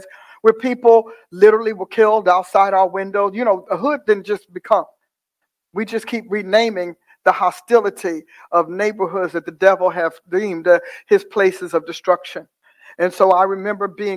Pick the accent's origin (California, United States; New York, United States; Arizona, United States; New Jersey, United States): New Jersey, United States; Newark; I was born in Newark, New Jersey, in a hospital that no longer exists, and a very turbulent upbringing